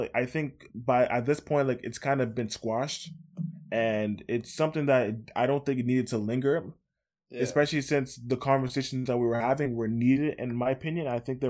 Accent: Scarborough, Ontario, Canada; Especially where I'm from Scarborough.

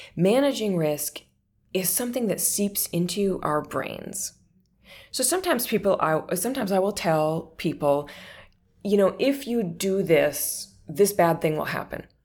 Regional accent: northern Minnesota, United States; I grew up on, you know, an old, derelict old dairy farm in northern Minnesota

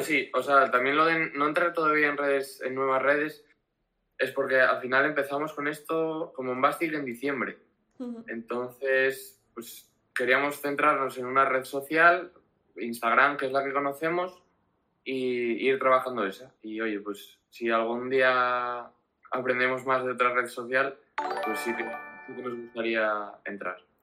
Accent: Gijón, Asturias, Spain; vengo de Gijón, Asturias

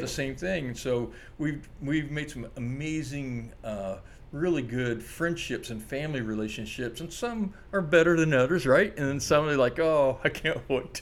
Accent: Orlando, Florida, United States; now in Maui, United States; I was raised near Disney World in Orlando.

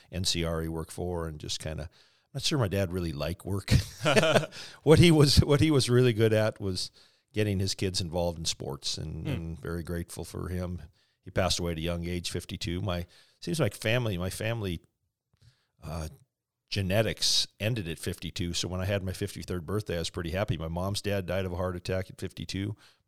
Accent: Calgary, Alberta, Canada; born there; I was born in Calgary, Alberta.

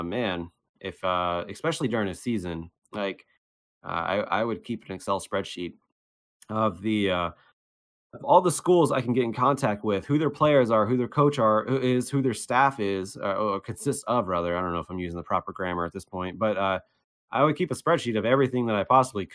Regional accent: Cincinnati, Ohio, United States; now in Las Vegas, United States; I'm from Cincinnati

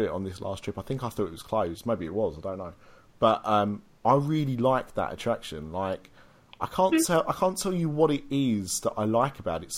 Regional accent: United Kingdom; we're British.

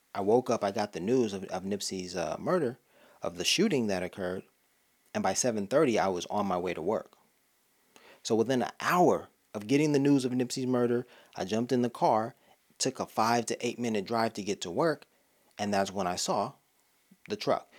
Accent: Los Angeles, California, United States; I'm from Los Angeles

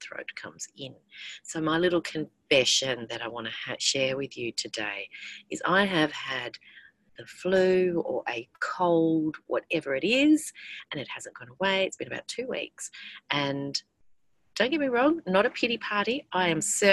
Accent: Australia

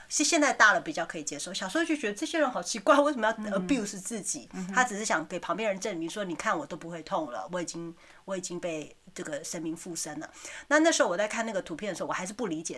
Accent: Taiwan; moved away; also born or lived in Taipei / Taichung; 我妈那时候在台湾开早餐店

